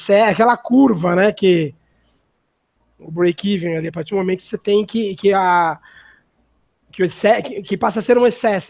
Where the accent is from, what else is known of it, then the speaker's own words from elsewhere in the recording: Brazil; somos brasileiros